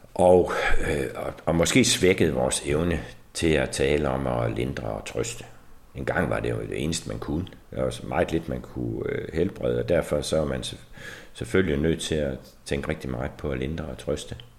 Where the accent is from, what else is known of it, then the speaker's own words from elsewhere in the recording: Denmark; som mennesker, som danskere